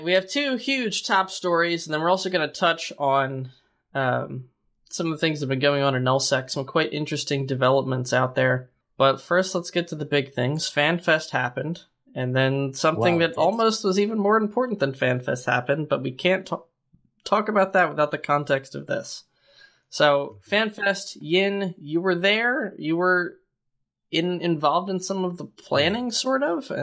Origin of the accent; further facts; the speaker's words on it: United States; accent: American; The American accent